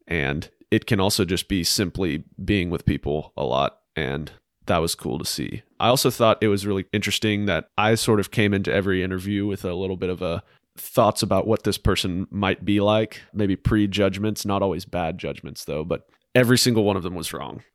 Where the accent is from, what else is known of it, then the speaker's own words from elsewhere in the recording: Huntsville, Alabama, United States; I'm from Huntsville. I grew up in a great family